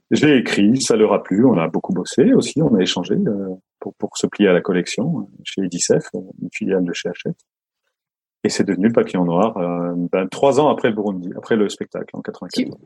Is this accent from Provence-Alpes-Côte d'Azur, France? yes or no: no; Lorraine, Grand Est, France; je suis originaire de, je suis né en Lorraine, dans la, Lorraine sidérurgique